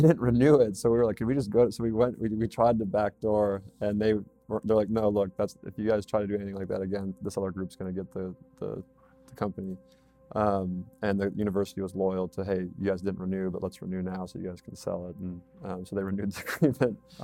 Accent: Red Wing, Minnesota, United States; moved away as an adult; also born or lived in North Carolina; I'm from Red Wing, Minnesota originally

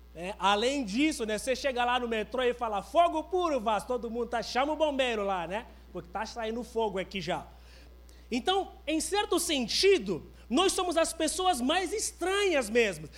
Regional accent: Angola; now in Brazil; Eu sou de Angola

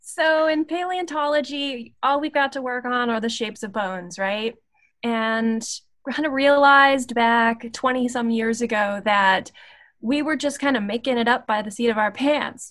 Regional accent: Appalachia, West Virginia and Virginia border, United States; I I grew up in West Virginia and Virginia, right on the border

